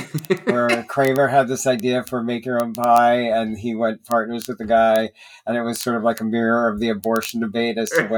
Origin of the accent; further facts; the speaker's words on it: New Jersey, United States; I grew up in New Jersey